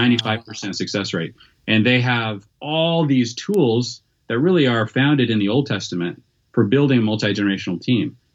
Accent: Federal Way, Washington, United States; moved away; south of Seattle, in a town called Federway, Washington

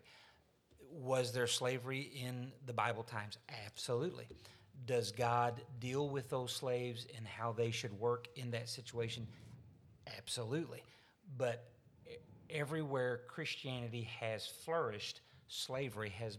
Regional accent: Arkansas, United States; I'm from Arkansas. I'm a Southerner.

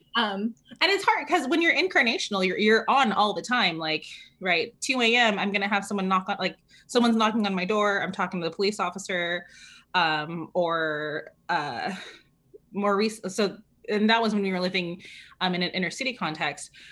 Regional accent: California, United States; moved away; also born or lived in New York City; I grew up in California

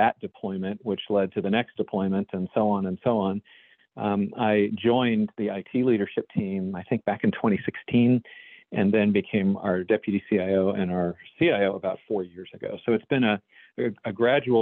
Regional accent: Dallas, Texas, United States; moved away as an adult; now in Baltimore, United States; Dallas, my hometown, and came up to Baltimore

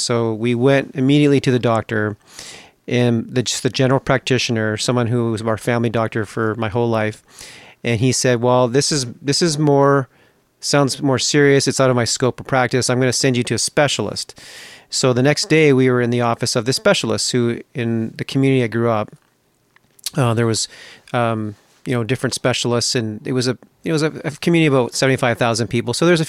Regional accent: British Columbia, Canada; Growing up, I grew up in British Columbia, up in Canada

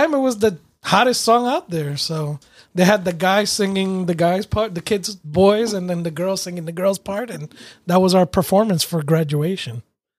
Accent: New York, United States; Growing up in New York

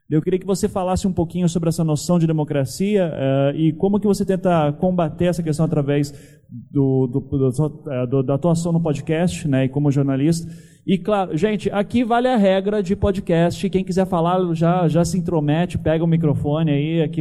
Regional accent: Curitiba, Paraná, Brazil; eu sou curitibano

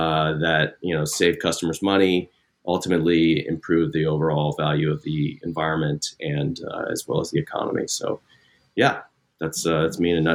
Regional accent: Midwest, United States; I grew up in the Midwest, went to Northwestern, got an engineering degree.

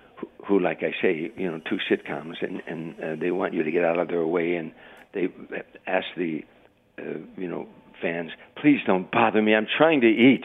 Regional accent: Harvey, Illinois, United States; I'm a kid from Harvey, Illinois. I lived in a shack. We had eight kids in our family.

